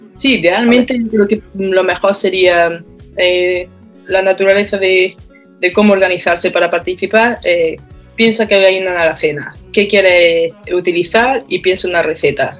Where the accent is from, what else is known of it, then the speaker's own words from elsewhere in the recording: Baños de la Encina, Andalusia, Spain; now in Australia; soy de Andalucía, de un pueblo de la provincia de Jaén que se llama Baño de la Encina